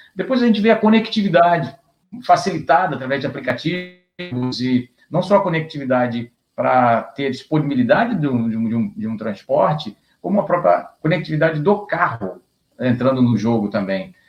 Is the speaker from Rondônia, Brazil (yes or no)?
no; Rio de Janeiro, Brazil; a gente é do Rio, a gente é carioca